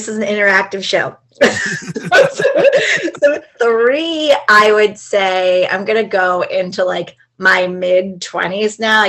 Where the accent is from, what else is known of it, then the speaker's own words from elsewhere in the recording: Camden County, New Jersey, United States; accent: Jersey; also born or lived in Philadelphia; I was born in Philadelphia, but I was raised in the Garden State. No, I grew up like 20 minutes from Philadelphia. I'm from Camden County.